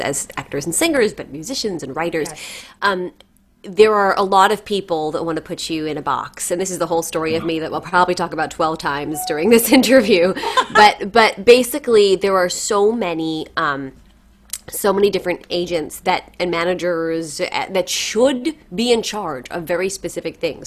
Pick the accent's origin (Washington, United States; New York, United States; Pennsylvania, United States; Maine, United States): New York, United States; born or raised there